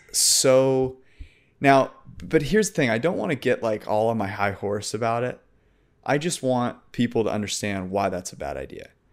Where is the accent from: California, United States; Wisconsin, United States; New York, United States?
California, United States; San Francisco Bay Area; I'm from San Francisco Bay Area